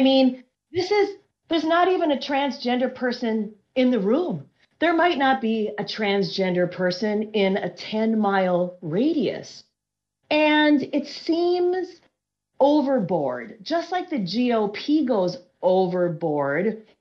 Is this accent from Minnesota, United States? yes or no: yes; Minnesota, United States; I'm from Minnesota